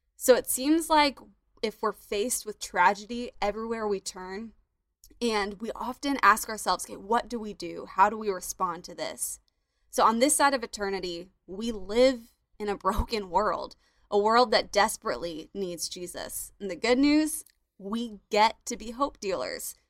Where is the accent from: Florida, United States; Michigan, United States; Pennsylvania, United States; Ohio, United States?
Florida, United States; my home state, Florida